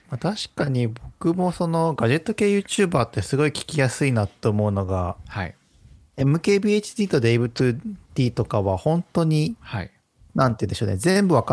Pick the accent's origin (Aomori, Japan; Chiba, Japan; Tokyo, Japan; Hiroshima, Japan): Hiroshima, Japan; 僕広島出身で結構海のそばの育ちなので牡蠣がその辺にいっぱいあったんです